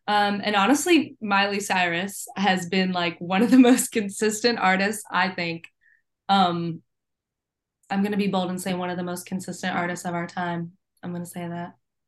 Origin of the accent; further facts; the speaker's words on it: Canada; I'm French Canadian. I could not know any less Spanish.